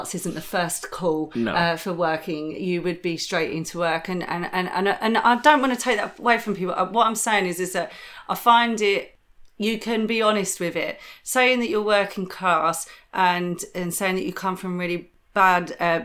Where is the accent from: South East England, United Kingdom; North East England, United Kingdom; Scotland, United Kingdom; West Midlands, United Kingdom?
South East England, United Kingdom; Chatham; accent: Chatham; moved away; also born or lived in London; I come from Chatham. I come from a really rough part of Kent. And when I was in Kent and growing up in my teenage years, I was a chav